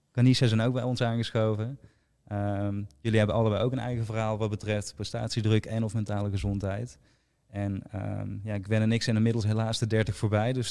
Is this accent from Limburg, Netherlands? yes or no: yes; Weert, Limburg, Netherlands; ik kom uit Weer, dus we hebben de allergrootste